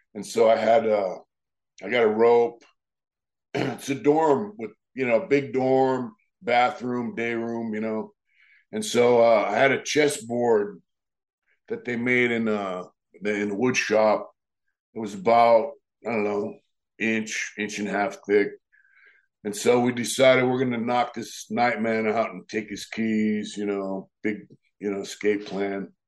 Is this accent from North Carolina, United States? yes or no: no; Lakeside, California, United States; I grew up in a town called Lakeside in San Diego, California